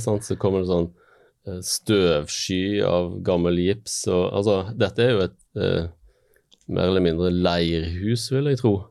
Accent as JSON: {"language": "Norwegian", "region": "Western Norway", "country": "Norway", "tie": "born or raised there", "said": "jeg har vokst opp på Vestlandet"}